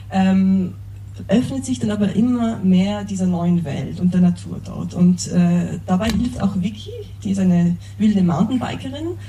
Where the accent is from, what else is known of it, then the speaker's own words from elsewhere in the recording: Tyrol, Austria; Ich bin in den Bergen in Tirol aufgewachsen